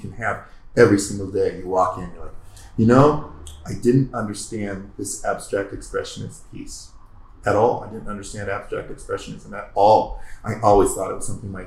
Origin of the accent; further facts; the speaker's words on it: Oregon, United States; also born or lived in California; now in Colorado, United States; growing up in Oregon